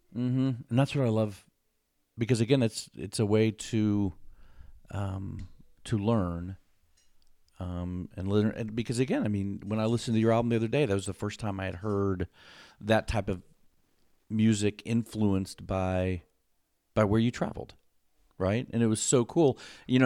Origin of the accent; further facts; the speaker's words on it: Houston, Texas, United States; we live probably 20 minutes outside of the city in Houston